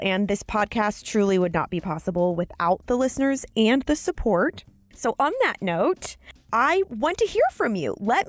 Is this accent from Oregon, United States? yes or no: no; Missouri, United States; I'm from Missouri